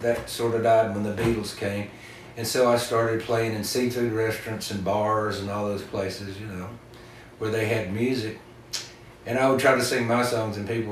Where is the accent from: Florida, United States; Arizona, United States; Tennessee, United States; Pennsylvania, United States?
Tennessee, United States; East; now in Western North Carolina, United States; where I was living in East Tennessee, where I grew up